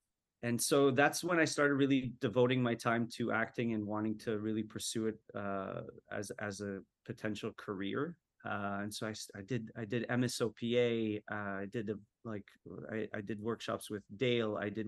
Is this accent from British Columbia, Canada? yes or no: no; Montreal, Quebec, Canada; also born or lived in Winnipeg; because I moved around a lot. We moved from Montreal to Winnipeg, back to Montreal, different schools.